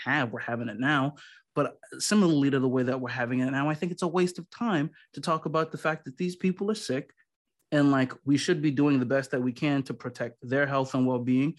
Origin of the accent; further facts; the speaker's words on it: New Jersey, United States; now in Los Angeles, United States; I'm from New Jersey